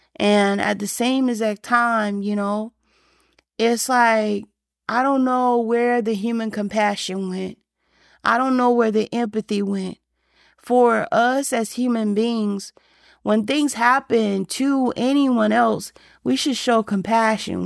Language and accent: English; Alabama, United States; I grew up in the South and I grew up in Alabama